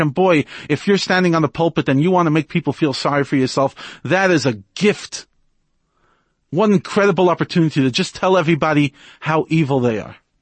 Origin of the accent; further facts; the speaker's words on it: United States; now in South Africa; As an American